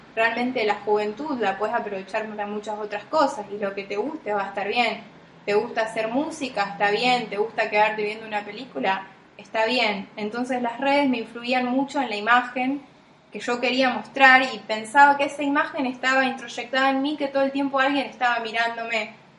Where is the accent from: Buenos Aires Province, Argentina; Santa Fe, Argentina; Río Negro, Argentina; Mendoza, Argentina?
Santa Fe, Argentina; Las Parejas; moved away as an adult; also born or lived in Rosario; el pueblo que nací yo o en la casa que nací yo